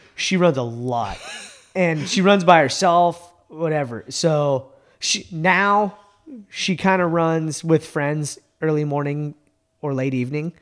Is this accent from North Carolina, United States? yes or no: no; Bay Area, California, United States; moved away; I grew up in the Bay Area